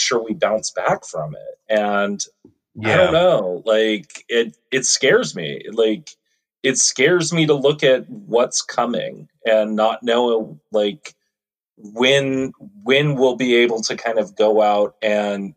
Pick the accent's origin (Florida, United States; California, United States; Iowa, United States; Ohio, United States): California, United States; Los Angeles; I grew up in Southern California. My family moved up to East Los Angeles when I was about 7 or 8.